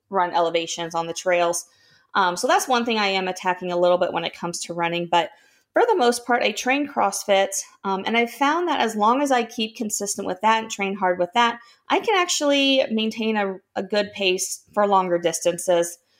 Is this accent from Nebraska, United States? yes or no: yes; Nebraska, United States; moved away as an adult; also born or lived in Minnesota; I grew up in Nebraska, lived in Minnesota for four years in college.